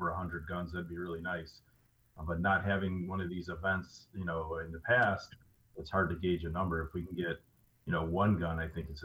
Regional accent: Chicago, Illinois, United States; I grew up in Chicago's a little bit of a rougher neighborhood

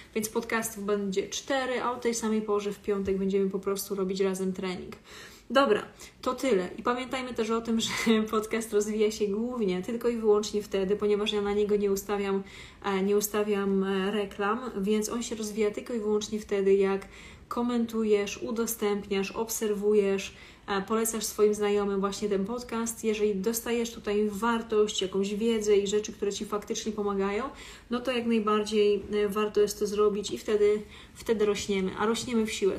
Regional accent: Warsaw, Masovian Voivodeship, Poland; jestem z Warszawy

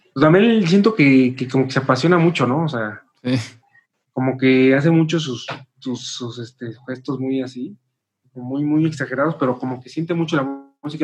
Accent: Mexico; somos mexicanos, todos somos compositores

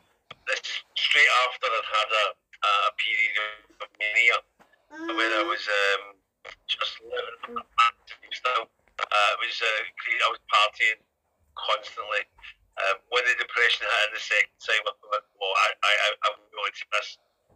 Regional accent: Glasgow, Scotland, United Kingdom; now in Liverpool, United Kingdom; I'm originally from Glasgow. I came to Liverpool 27 years ago. I've lived most of my time in Liverpool. I've moved around a little bit, but I've made Liverpool definitely my home.

